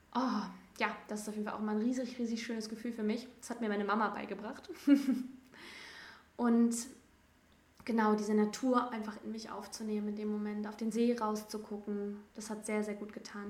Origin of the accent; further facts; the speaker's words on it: between Cologne and Düsseldorf, North Rhine-Westphalia, Germany; moved away; ich komme aus dem Rheinland zwischen Köln und Düsseldorf